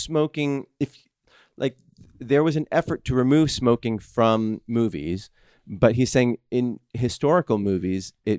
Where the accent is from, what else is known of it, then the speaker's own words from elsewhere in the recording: Minnesota, United States; now in California, United States; I did find it kind of odd when I moved to California and there was a smoking ban in bars where in my home state of Minnesota, they passed legislation shortly thereafter.